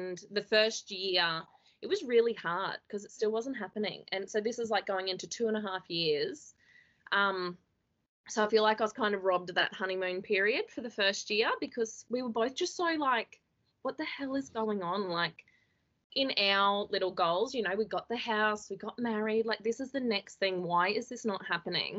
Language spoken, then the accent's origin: English; Toowoomba, Queensland, Australia; I'm from Toowoomba, and I live with my husband